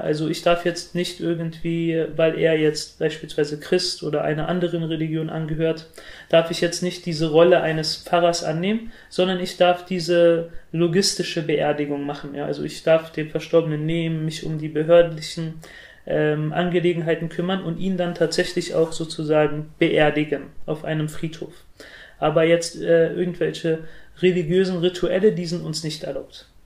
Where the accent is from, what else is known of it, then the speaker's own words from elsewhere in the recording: Germany; die jungen Muslime, so wie ich, äh, wir fühlen uns eher heimisch in Deutschland und wir würden uns auch selbst als äh, Deutsche mit arabischem oder türkischem Migrationshintergrund bezeichnen